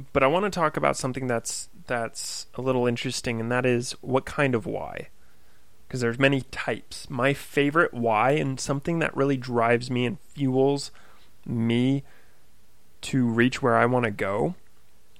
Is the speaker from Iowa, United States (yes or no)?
no; Oak Harbor, Washington, United States; I was working at a fitness center in my hometown of Oak Harbor, Washington